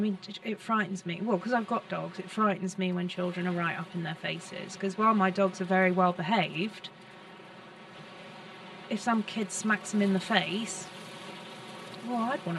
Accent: South East England, United Kingdom; In Surrey.

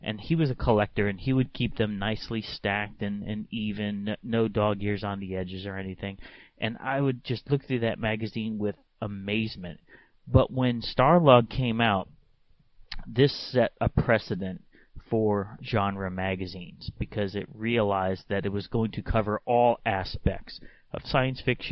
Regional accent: Hamden, Connecticut, United States; I grew up in Hamden, Connecticut

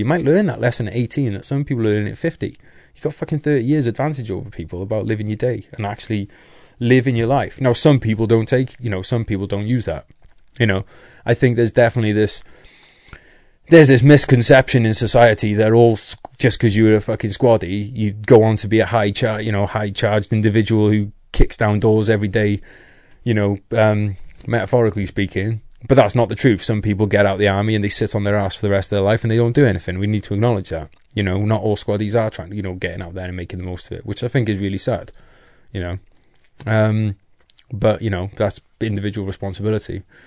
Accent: North Wales, United Kingdom; I'm from North Wales

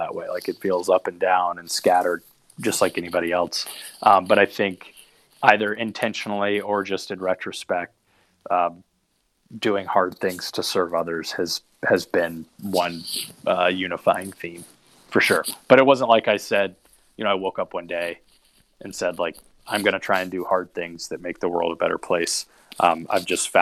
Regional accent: Charlotte, North Carolina, United States; moved away; also born or lived in Chapel Hill, North Carolina; I grew up in Charlotte, North Carolina

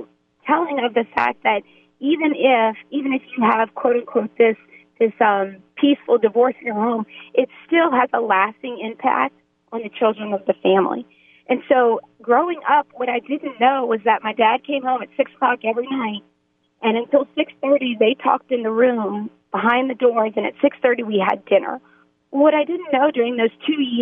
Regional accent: New Orleans, Louisiana, United States; being from New Orleans

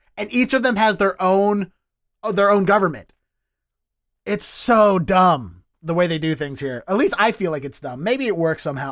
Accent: Dundalk, Maryland, United States; accent: Baltimore; now in Boston, United States; I grew up in Dundalk, which is technically the county

